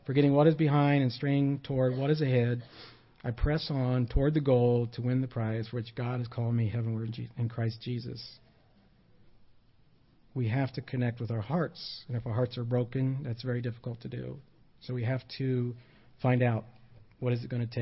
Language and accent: English; United States; I am an American